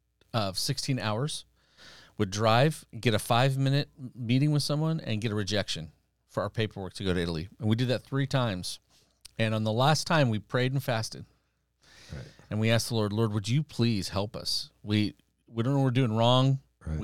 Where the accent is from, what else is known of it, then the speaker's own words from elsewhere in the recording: Iran; born there; And I was born in Iran. My parents had been missionaries there before the revolution.